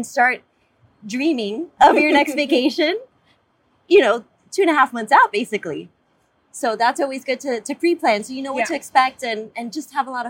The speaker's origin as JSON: {"language": "English", "region": "South Florida", "country": "United States", "tie": "born or raised there", "said": "I'm born and raised in South Florida."}